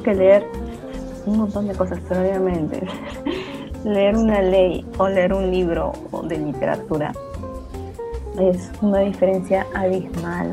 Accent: Huancayo, Junín, Peru; tú y yo somos de Huancayo

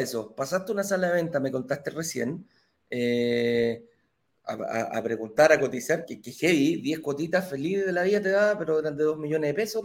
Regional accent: Valparaíso, Chile; yo también de la quinta región

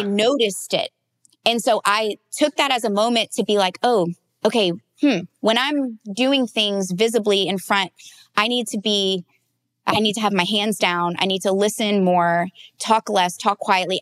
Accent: the South, United States; I grew up in the South

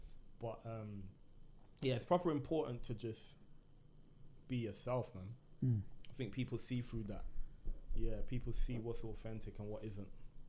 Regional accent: Birmingham, West Midlands, United Kingdom; I feel so because in the music as well, you can't really tell that I'm from Brum.

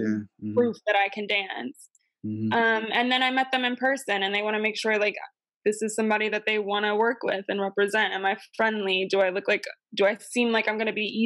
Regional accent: Buffalo, New York, United States; moved away as an adult; also born or lived in Chicago; now in Los Angeles, United States; my hometown, Buffalo

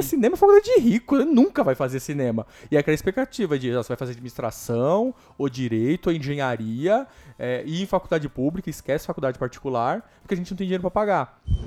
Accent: Greater São Paulo, Brazil; also born or lived in Osasco / Barueri / Itapevi; eu nasci Osasco, morei em Barueri até meus dois anos. Depois eu fui morar na Coab do Candário, que é aqui em São Paulo

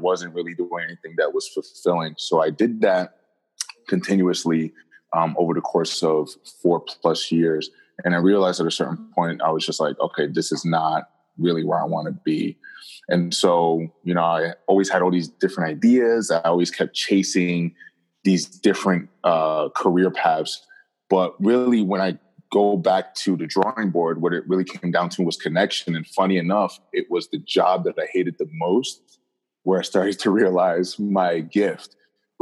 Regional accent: Jersey City, New Jersey, United States; also born or lived in Rhode Island; I'm born and raised in New Jersey, specifically Jersey City, New Jersey

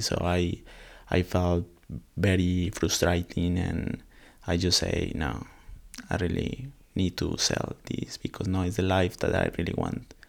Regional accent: Colombia; English is a second language; now in Australia; I'm from Colombia.

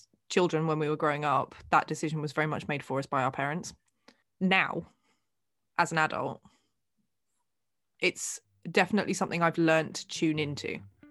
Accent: England, United Kingdom; If you ask anybody who knows me, I am English.

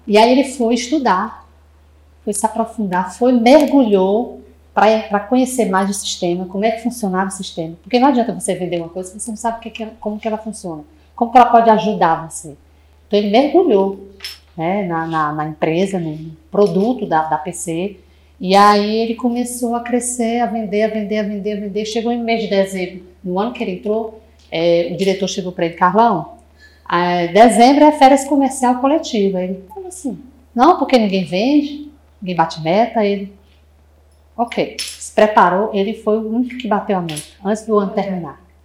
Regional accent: Fortaleza, Ceará, Brazil; moved away as an adult; a gente é do Ceará, né? Se vocês não sabem, sou de Fortaleza. Há seis anos que eu estou nessa cidade maravilhosa, não volto mais

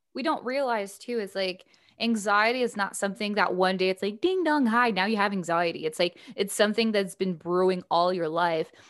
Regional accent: Canada; my fellow Canadian with a French name

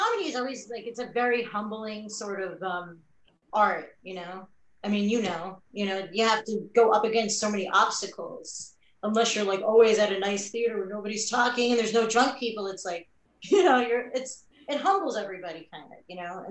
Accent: Florida, United States; moved away as an adult; also born or lived in New York; I was in a lot of plays growing up in Florida

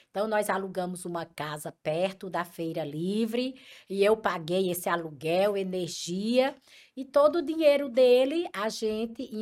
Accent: Currais Novos, Rio Grande do Norte, Brazil; now in Fortaleza, Brazil; eu é, vim de Currais Novos para Açu como picolé caseiro, de Açu para Mossoró, picolé caseiro

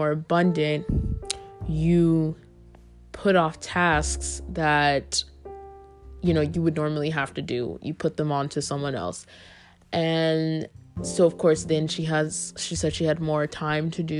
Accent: the South, United States; I'm from the South

